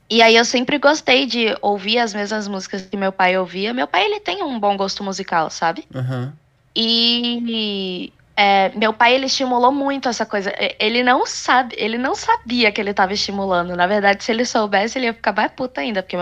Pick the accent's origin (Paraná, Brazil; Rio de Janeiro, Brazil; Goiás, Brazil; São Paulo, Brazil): Goiás, Brazil; also born or lived in Espírito Santo; Eu fui criada em Goiás. Eu fui criada no interior de Goiás. É, tenho ali a pegadinha do sertanejo, que eu guardo pra mim.